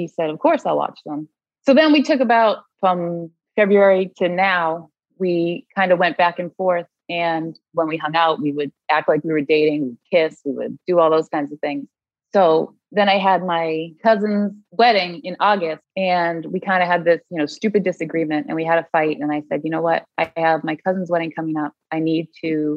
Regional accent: Massachusetts, United States; moved away as an adult; now in Connecticut, United States; I am from Massachusetts. I moved down to Connecticut to live closer to a girlfriend probably like 3-4 years ago

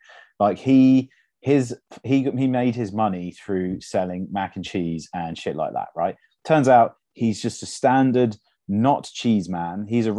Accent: South East England, United Kingdom; Yeah, so I grew up in Buckinghamshire near the Chequers House, which is the summer residence of the Prime Minister.

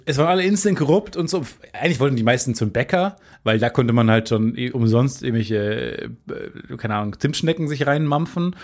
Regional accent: Germany; ich komme aus Carmen

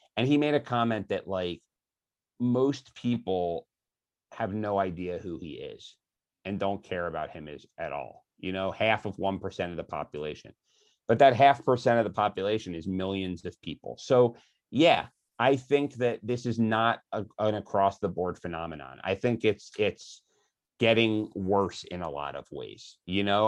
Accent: Philadelphia, Pennsylvania, United States; I grew up in Philadelphia, and every summer we'd go to the Jersey Shore near Atlantic City

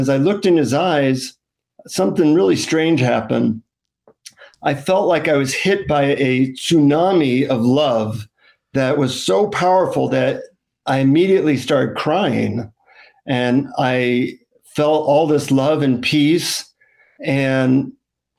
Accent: United States; from the United States

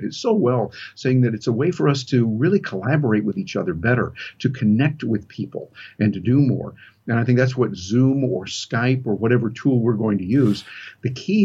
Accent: Michigan, United States; I was born and raised up in Michigan in the rural country and there in the Midwest here in the U.S.

